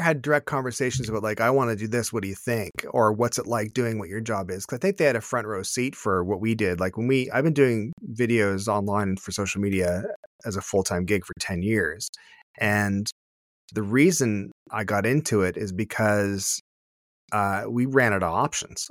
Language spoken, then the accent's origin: English; Canada; as a Canadian